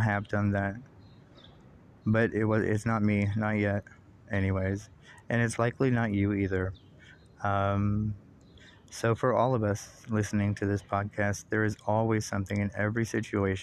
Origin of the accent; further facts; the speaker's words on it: United States; as an American